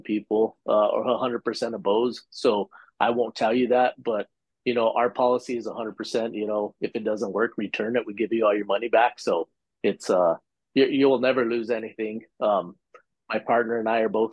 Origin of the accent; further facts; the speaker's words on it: New Mexico, United States; we're from New Mexico, we're Western hunters